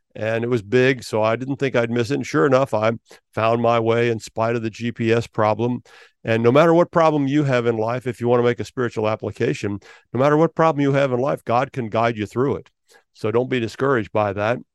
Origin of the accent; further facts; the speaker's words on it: Milford, Ohio, United States; now in Florida, United States; Milford, Ohio, because that's my hometown. That's where I grew up